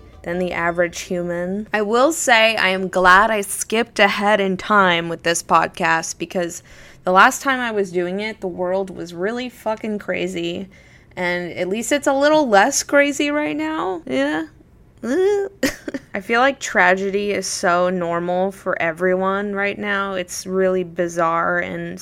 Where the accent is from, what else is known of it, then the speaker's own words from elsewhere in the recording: Florida, United States; now in New York City, United States; when I was growing up in Florida